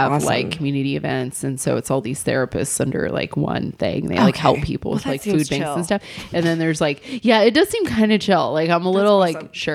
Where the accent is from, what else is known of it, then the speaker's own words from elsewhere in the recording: Northern California, United States; I'm from Northern California. I'm a California girl